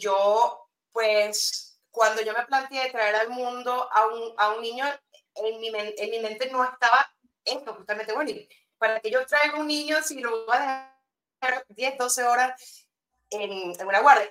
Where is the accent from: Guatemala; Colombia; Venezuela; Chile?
Venezuela; moved away as an adult; also born or lived in England; now in Spain; soy de allá, nacida en Venezuela, pues criada, estudiada, todo